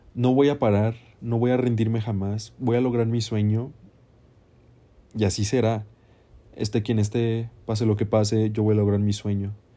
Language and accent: Spanish; Mexico; yo soy un artista mexicano